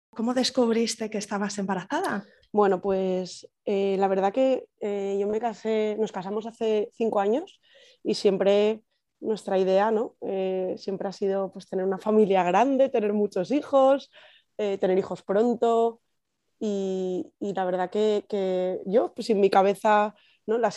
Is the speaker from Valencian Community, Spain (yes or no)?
yes; Valencia, Valencian Community, Spain; moved away as an adult; now in San Sebastián, Spain; tengo casi 33 años, soy de Valencia, pero los últimos años de, de mi vida, los últimos 10 años, he vivido en San Sebastián